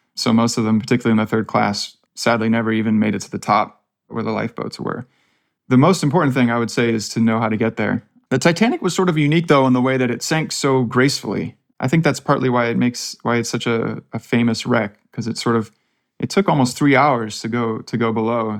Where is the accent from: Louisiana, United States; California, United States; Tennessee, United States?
California, United States; Palo Alto; I'm just from Palo Alto, so about as far from the ranch as, as you can get